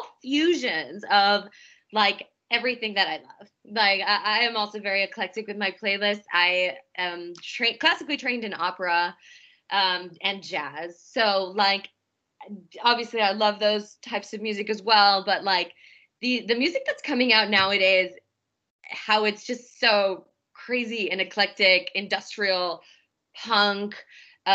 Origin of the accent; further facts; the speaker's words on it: Omaha, Nebraska, United States; I'm from Omaha.